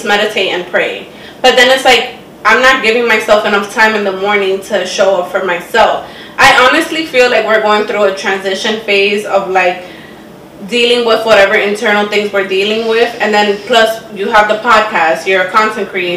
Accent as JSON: {"language": "English", "town": "New York City", "region": "New York", "country": "United States", "said": "because we're from the Bronx"}